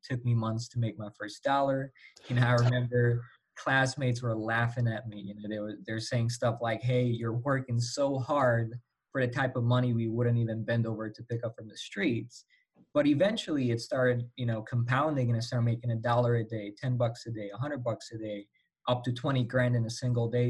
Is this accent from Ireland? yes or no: no; Slovakia; English is a second language; I'm um, from Europe, Slovakia